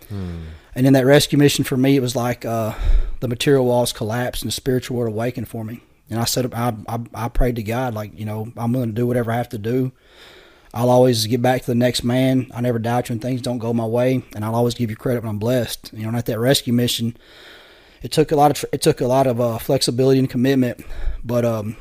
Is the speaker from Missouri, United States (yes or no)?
yes; Poplar Bluff, Missouri area, United States; I ended up in a rescue mission in Poplar Bluff, Missouri, where I'm from. It's about an hour from my hometown